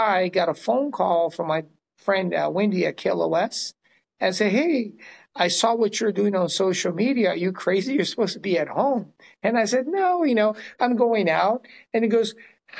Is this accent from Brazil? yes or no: yes; Brazil; now in California, United States; I am originally from Brazil, of all places. It's where my parents landed after World War II, opened one of the first Chinese restaurants in South America. And then we moved here in the early 70s.